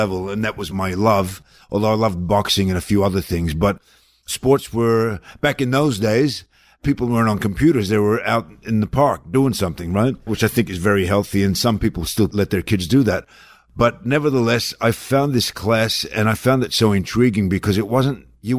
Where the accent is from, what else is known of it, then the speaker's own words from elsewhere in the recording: Melbourne, Victoria, Australia; now in United States; Because I came from Melbourne, Australia, off the plane